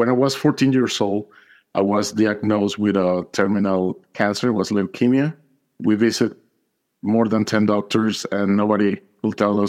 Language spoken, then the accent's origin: English; Caracas, Capital District, Venezuela; now in United States; I'm from Caracas, Venezuela. I moved to the States more than 25 years ago. I was raised in a Catholic family.